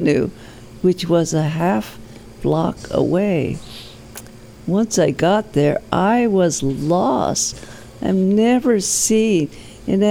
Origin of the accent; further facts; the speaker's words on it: Seattle, Washington, United States; I was born in Seattle, Washington. I was born in the back of a Chinese hand laundry in the University District